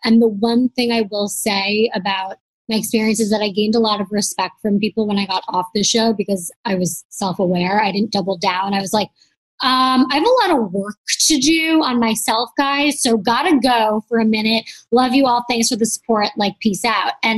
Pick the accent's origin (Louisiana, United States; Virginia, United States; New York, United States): New York, United States; moved away; also born or lived in Los Angeles; I'm from New York, like a very accepting place. And then I lived